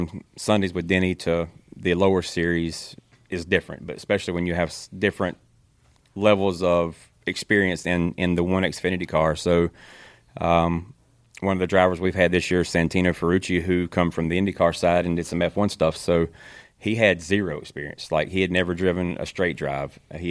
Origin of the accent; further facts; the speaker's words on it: Kannapolis, North Carolina, United States; born and raised in Kannapolis, North Carolina